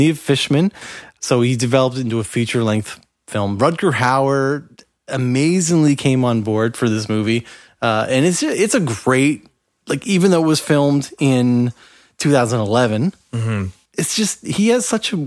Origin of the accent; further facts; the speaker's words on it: Halifax, Nova Scotia, Canada; as a Nova Scotian, a person from Halifax